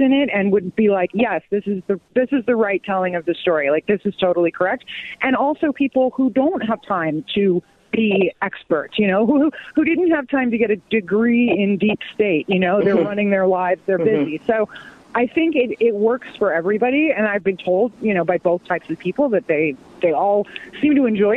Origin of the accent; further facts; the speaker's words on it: Los Angeles, California, United States; I grew up in Los Angeles